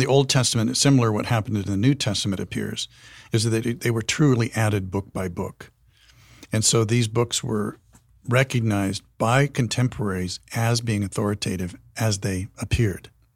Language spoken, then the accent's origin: English; Wyoming, United States; I'm from Wyoming, and we would visit my grandparents' place in Buffalo, Wyoming